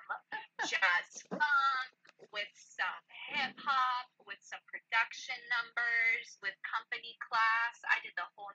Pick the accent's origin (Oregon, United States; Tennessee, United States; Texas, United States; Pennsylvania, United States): Tennessee, United States; Memphis; So, unfortunately, but fortunately, my family moved to Birmingham. I was originally from Memphis, Tennessee